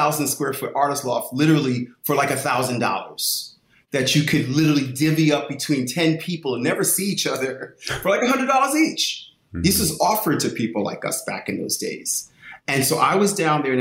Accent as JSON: {"language": "English", "town": "New York City", "region": "New York", "country": "United States", "tie": "born or raised there", "said": "I grew up in Clinton Projects in East Harlem"}